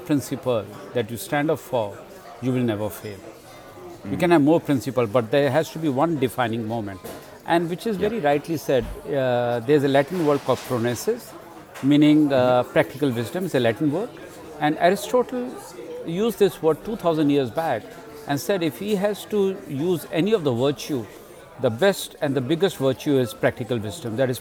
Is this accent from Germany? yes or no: no; India; moved away; I grew up in India, and my childhood was very interesting